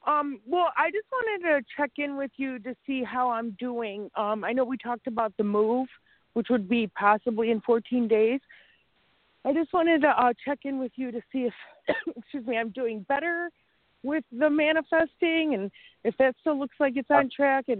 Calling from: Chicago, Illinois, United States

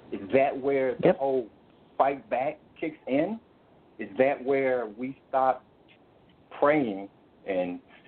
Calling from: Florida, United States; Well, I'm in Florida, out in the country, somewhat unfortunate, bittersweet at this time because I'm not more central to where everything is going on.

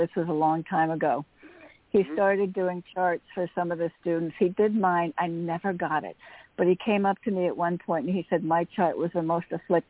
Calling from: Connecticut, United States; from Connecticut.

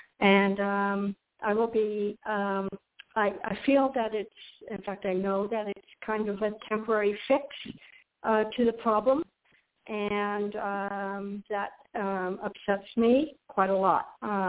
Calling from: Florida, United States; I'm calling from Florida.

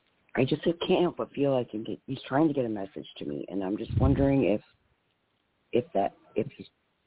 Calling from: Michigan, United States; I'm calling from Michigan.

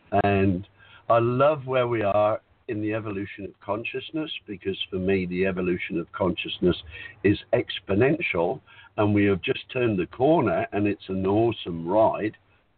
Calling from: Whitsunday Islands, Queensland, Australia; I'm calling from the Whitsunday Islands in Australia.

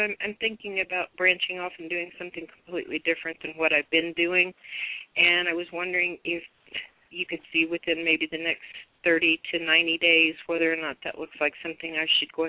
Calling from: Oklahoma, United States

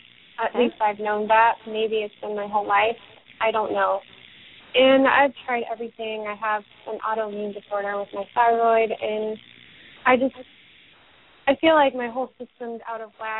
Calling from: Las Vegas, Nevada, United States; I'm from Las Vegas, Nevada.

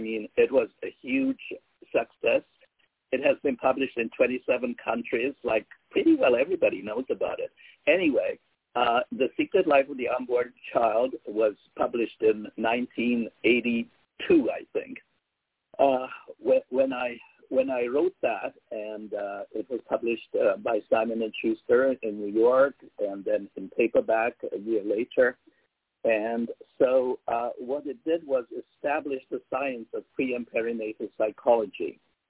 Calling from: Canada; I am in Canada. I'm in Canada.

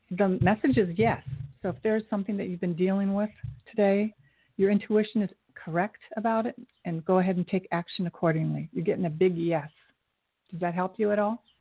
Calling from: Orlando, Florida, United States; I'm calling from Orlando.

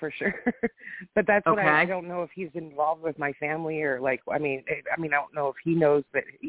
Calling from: Washington, United States; from Washington State.

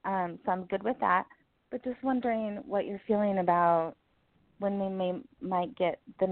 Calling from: California, United States; I'm calling from California.

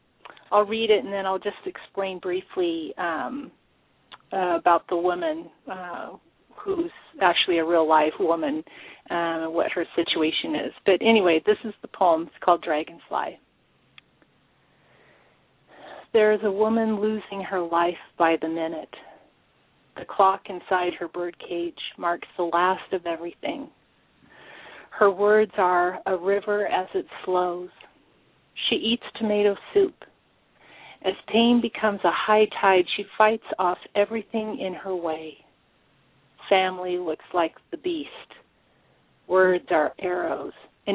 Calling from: Fall City, Washington, United States; I'm calling from Fall City, Washington. Actually, I live on a large farm, probably 10 minutes away from the small town of Fall City.

